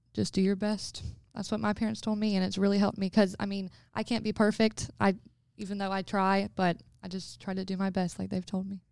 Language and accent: English; Florence, South Carolina, United States; moved away as an adult; also born or lived in Rock Hill, South Carolina; I'm from Florence, South Carolina, which is two hours away from Rock Hill